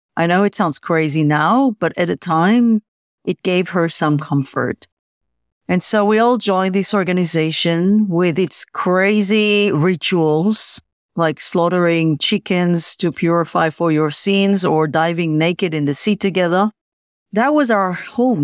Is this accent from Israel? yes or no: yes; Tel Aviv, Tel Aviv District, Israel; I was born in Tel Aviv many moons ago.